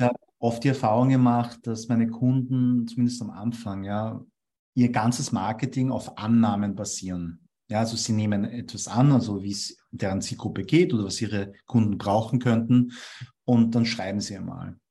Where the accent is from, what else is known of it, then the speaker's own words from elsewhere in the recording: Vienna, Austria; first language German; Ich bin in Wien geboren und aufgewachsen, also ich bin auch in einen Wiener Kindergarten gegangen.